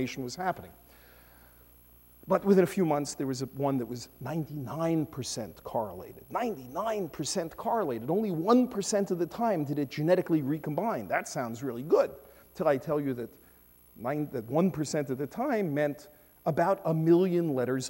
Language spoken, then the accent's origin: English; New York City, New York, United States; I come from Brooklyn